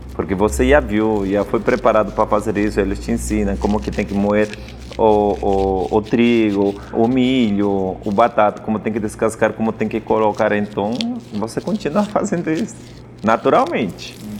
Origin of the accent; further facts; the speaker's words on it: Apurímac, Peru; Portuguese is a second language; now in São Paulo, Brazil; eu vivi no Ande, onde eu nasci é Apurimac